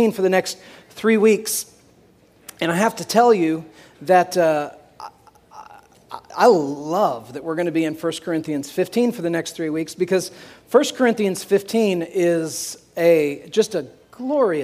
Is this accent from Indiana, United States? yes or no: yes; Tipton, Indiana, United States; that's my hometown, a little hometown